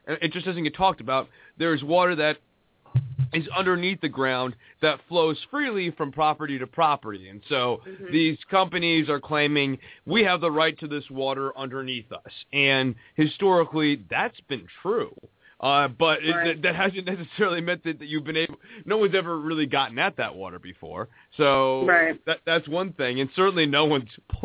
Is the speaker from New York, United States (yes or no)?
no; Dallas, Texas, United States; I'm from Dallas, Texas